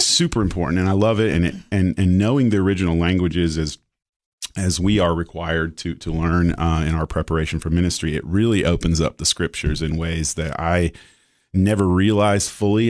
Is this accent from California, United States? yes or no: yes; Marin County, Northern California, United States; moved away; also born or lived in Knoxville, Tennessee / Kentucky; then we moved to first Southern California and then the Marin County, Northern California